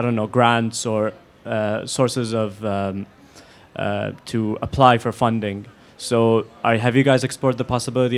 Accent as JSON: {"language": "English", "country": "Kuwait", "said": "I'm not from here. I'm from Kuwait."}